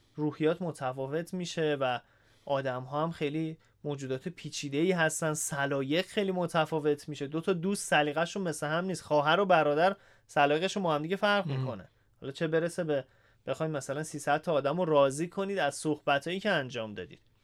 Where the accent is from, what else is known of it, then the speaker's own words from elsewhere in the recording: Isfahan, Iran; moved away as an adult; اهل اصفهانم هستم و اصفهان بودم تا همین نه سال پیش